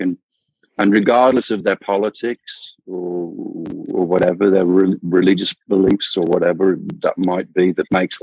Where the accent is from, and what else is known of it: United Kingdom; born or raised there; moved away as an adult; now in Phoenix, United States